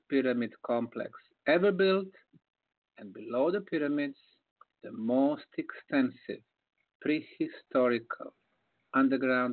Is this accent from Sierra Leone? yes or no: no; Bosnia & Herzegovina; moved away; I came to my home country of Bosnia